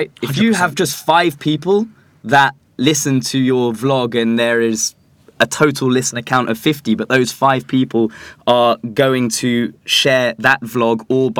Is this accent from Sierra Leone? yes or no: no; London, United Kingdom; born or raised there